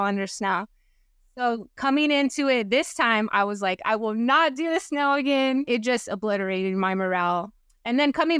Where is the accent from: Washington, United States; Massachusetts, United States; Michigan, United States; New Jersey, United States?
Washington, United States; But then also, I'm from Washington, and my family lives in Washington.